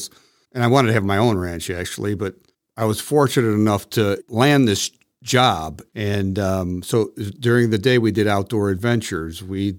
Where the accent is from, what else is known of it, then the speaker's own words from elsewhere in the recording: Parma, Ohio, United States; I grew up in Cleveland, Ohio, you know, Parma, Ohio, in the suburbs of Cleveland